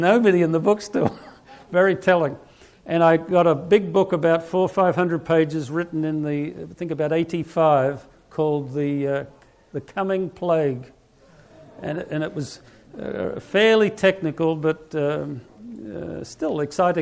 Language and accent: English; Australia; moved away; I'm from Australia